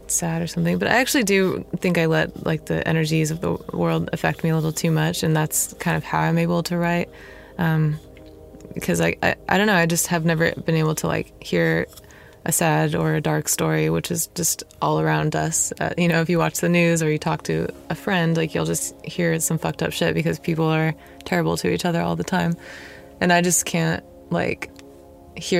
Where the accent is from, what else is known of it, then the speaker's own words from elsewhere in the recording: Sacramento, California, United States; also born or lived in Los Angeles; I'm from Sacramento